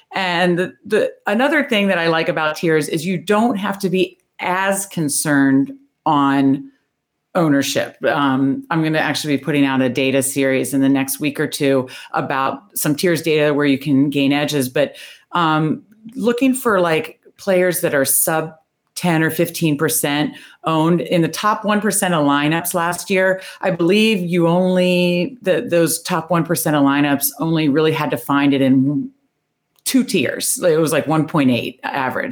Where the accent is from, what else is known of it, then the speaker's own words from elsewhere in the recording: Northern Virginia, United States; moved away as an adult; now in Baltimore, United States; I grew up in Northern Virginia